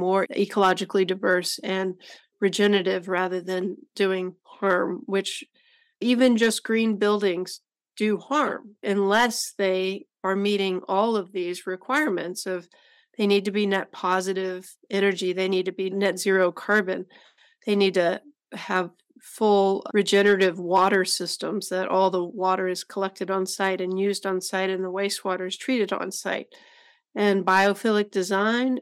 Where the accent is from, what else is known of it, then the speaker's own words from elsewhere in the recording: Decatur, Texas, United States; Decatur, Texas, which happens to be my hometown